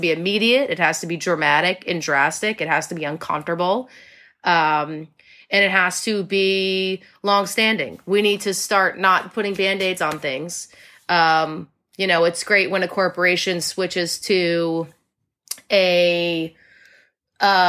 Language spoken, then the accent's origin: English; Connecticut, United States; moved away; also born or lived in New York City; I grew up in Connecticut, in like the woods.